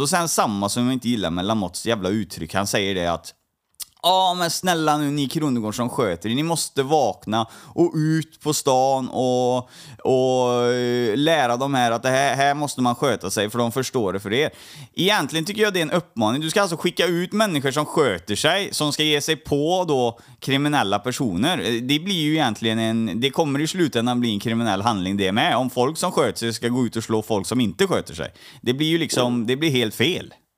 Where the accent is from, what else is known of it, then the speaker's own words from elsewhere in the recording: Trollhättan, Västra Götaland, Sweden; jag är uppvuxen i, um, i Trollhättan